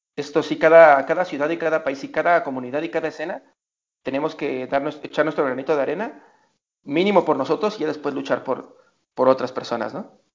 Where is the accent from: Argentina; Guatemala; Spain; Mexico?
Mexico; somos mexicanos